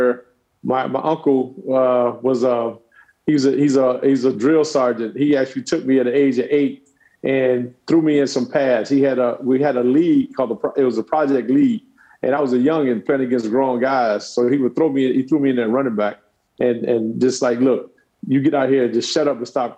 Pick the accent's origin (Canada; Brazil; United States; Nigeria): United States; Miami, Florida; I'm born and raised in Liberty City, Florida, which is Miami